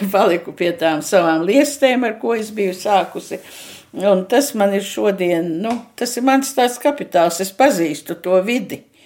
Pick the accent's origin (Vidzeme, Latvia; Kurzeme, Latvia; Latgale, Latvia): Latgale, Latvia; native region reached via Preiļi; moved away; mēs ar meitu bijām Latvijā, manā dzimtajā pusē, un tur braucām no, uz manu dzimto pusi no prēļiem cauri krācei